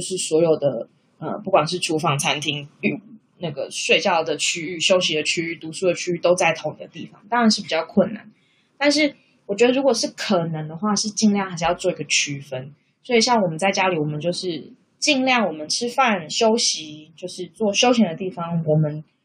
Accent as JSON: {"language": "Chinese", "country": "Taiwan", "moved": "as an adult", "lives_now": "Australia", "said": "那是因为我的另外一半就是他，他不是台湾人，所以他跟我当然就是异国恋情嘛，因为我们两个来自不同的国家，不同的文化背景。"}